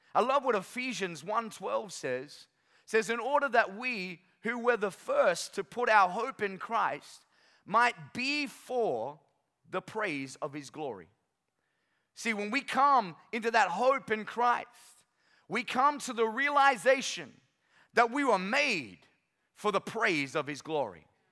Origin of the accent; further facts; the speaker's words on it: North Queensland, Australia; moved away as an adult; now in Sunshine Coast, Australia; I'm from North Queensland